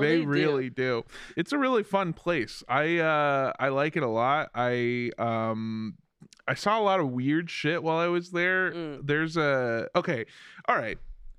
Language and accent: English; Los Angeles, California, United States; Well, I'm from Los Angeles, where you don't have neighbors.